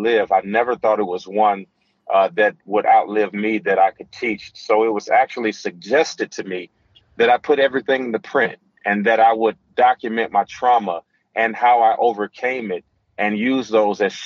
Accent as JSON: {"language": "English", "town": "Gary", "region": "Indiana", "country": "United States", "tie": "born or raised there", "said": "growing up in Gary, Indiana, where we heard gunshots at night"}